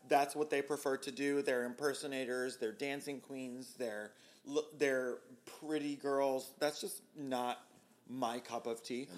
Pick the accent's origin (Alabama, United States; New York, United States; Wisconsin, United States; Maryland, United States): Maryland, United States; Baltimore; now in Philadelphia, United States; I grew up in Baltimore